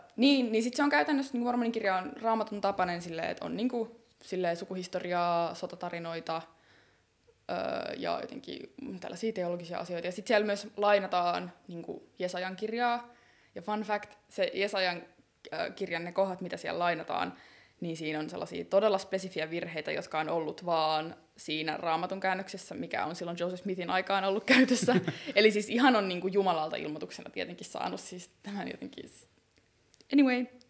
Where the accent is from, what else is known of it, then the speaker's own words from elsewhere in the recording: Helsinki, Uusimaa, Finland; mä oon kasvanut Helsingin Myllypurossa